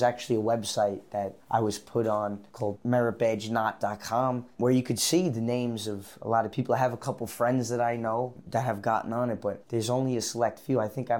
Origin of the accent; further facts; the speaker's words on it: New York City, New York, United States; I'm a Boy Scout from Staten Island.